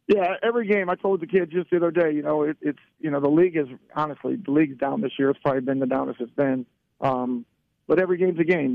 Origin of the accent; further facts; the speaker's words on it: Barberton, Ohio, United States; as a kid growing up in Barberton.